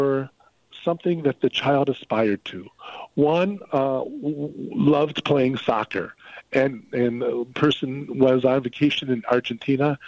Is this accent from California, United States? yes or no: no; Illinois, United States; I'm from Illinois.